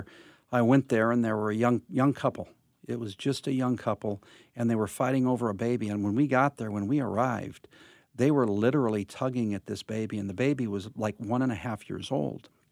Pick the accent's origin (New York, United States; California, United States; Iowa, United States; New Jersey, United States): California, United States; Covina; also born or lived in Los Angeles; I grew up in Covina area